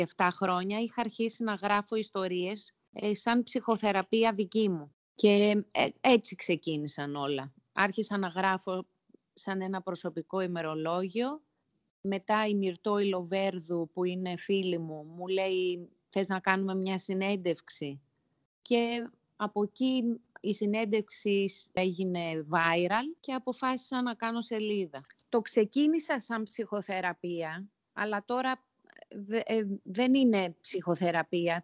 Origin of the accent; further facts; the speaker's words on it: Nea Smyrni, Attica, Greece; moved away as an adult; also born or lived in Singapore; μεγάλωσα στη Νέα Σμύρνη